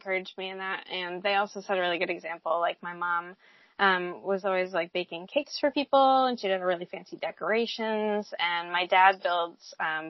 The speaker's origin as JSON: {"language": "English", "region": "New Hampshire", "country": "United States", "tie": "born or raised there", "also_born_or_lived": "Seattle, Washington / Virginia", "moved": "as an adult", "said": "I grew up in New Hampshire"}